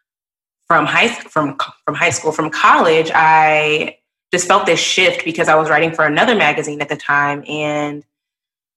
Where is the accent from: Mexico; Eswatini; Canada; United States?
United States; Texas; moved away as an adult; also born or lived in New Orleans; they saw that I was from Texas